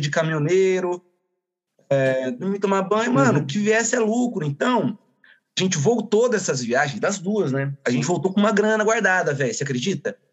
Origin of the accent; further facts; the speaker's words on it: Iracemápolis, São Paulo, Brazil; Somos aqui da pequenina Iracemápolis